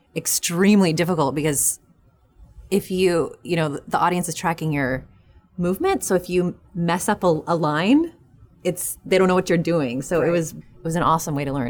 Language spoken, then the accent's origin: English; New Mexico, United States; moved away; also born or lived in New York; I'm from New Mexico originally.